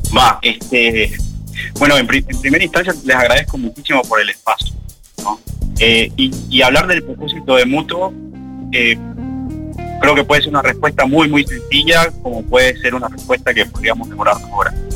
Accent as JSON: {"language": "Spanish", "country": "Ecuador", "moved": "as an adult", "lives_now": "Uruguay", "said": "yo soy de Ecuador"}